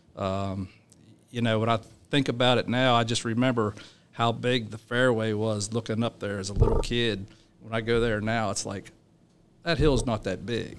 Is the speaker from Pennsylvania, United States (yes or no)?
yes; Chambersburg, Pennsylvania, United States; moved away; I grew up in South Central Pennsylvania, Chambers Road, Pennsylvania